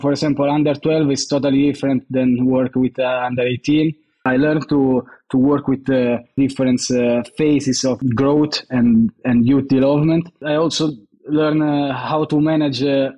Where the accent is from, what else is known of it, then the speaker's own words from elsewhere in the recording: Rome, Lazio, Italy; I'm from Rome.